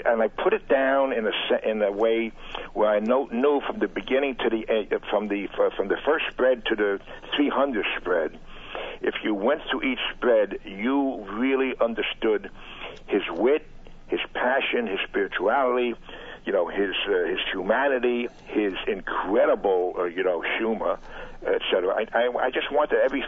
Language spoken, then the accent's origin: English; New York, United States; which I grew up with in New York